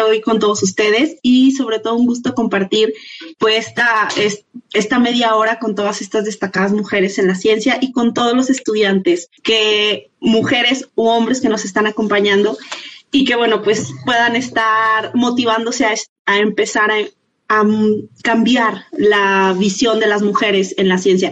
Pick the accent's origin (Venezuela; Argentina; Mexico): Mexico; nosotros eh, como mexicanas